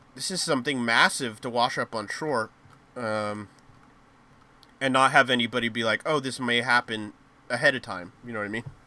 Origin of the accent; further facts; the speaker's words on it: United States; us Americans